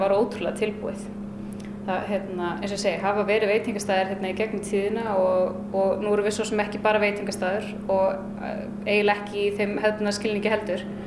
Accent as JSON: {"language": "Icelandic", "town": "Akureyri", "region": "Northeastern Region", "country": "Iceland", "tie": "born or raised there", "also_born_or_lived": "Reykjavík / Hvolsvöllur / Denmark", "said": "Ég er hérdan frá Akureyri og uh, eh, ólst aðeins upp sem sagt fætt í Reykjavík og ólst aðeins upp á Kvólsvöldi en öll mín fjölskylda híðan"}